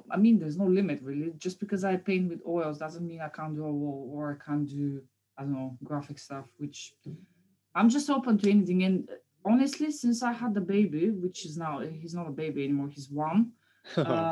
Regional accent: Bulgaria; moved away as an adult; now in London, United Kingdom; I'm from Bulgaria, so I've been living there all my life before I moved to London, obviously. I moved here like 8 years ago

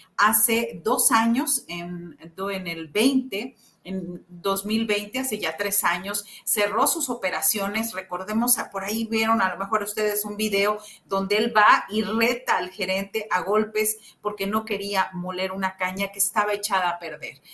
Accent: Xicoténcatl, Tamaulipas, Mexico; somos los dos de Jicotencatamaulipas, Tamaulipas, un, municipio muy pequeño

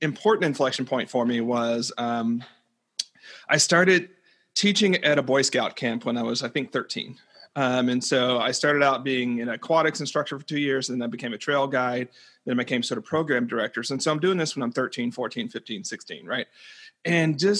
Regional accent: the South, United States; growing up where I grew up in the South

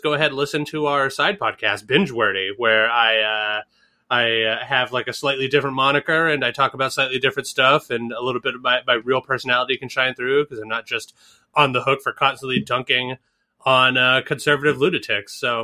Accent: Northeast, United States; I grew up in the Northeast.

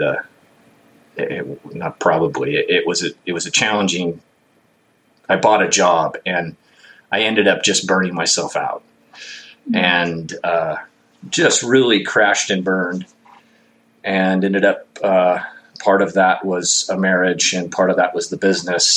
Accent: Bakersfield, California, United States; also born or lived in Lake Isabella, California; I grew up in Bakersfield, California

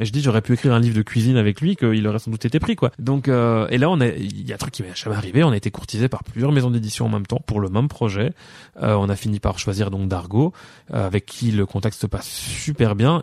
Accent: La Louvière, Wallonia, Belgium; also born or lived in Péronnes-lez-Binche; je suis né à La Louvière euh, le 19 juin 1985. Euh, j'ai habité à perronne les binches

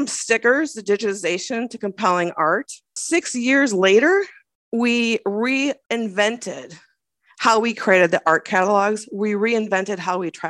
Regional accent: Minnesota, United States; As a Minnesotan

